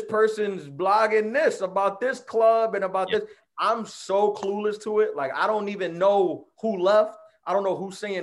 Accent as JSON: {"language": "English", "town": "New York City", "region": "New York", "country": "United States", "tie": "born or raised there", "also_born_or_lived": "Brooklyn, New York City", "said": "I was born in Brooklyn, raised in Queens. I've been here my entire life"}